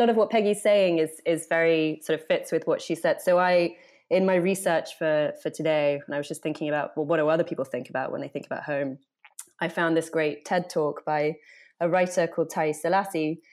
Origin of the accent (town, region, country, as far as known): Oxford, South East England, United Kingdom; moved away as an adult; also born or lived in United States; now in London, United Kingdom